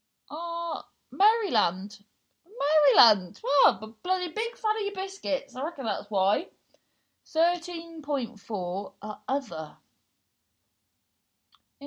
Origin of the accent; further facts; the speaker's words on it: Cornwall, South West England, United Kingdom; accent: Cornish; also born or lived in London; So I've lived for 20 years in Cornwall. So I sound Cornish.